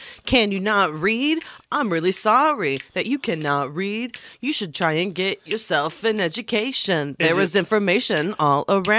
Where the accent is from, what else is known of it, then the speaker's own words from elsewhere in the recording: Alabama, United States; I'm an Irish southern gentleman from Alabama, sir.